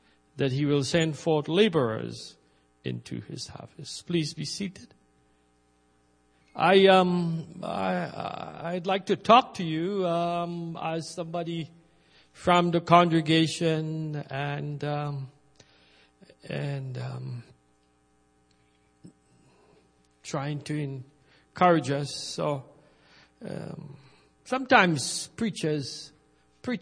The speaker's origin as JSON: {"language": "English", "country": "Trinidad & Tobago", "tie": "born or raised there", "moved": "yes", "said": "I grew up in Trinidad, and when I was growing up, we planted rice"}